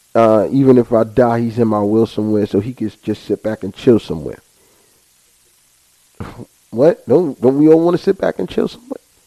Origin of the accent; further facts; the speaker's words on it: United States; us as American people